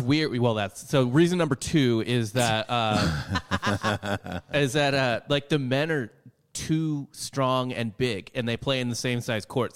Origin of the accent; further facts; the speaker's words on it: Midwest, United States; growing up in the Midwest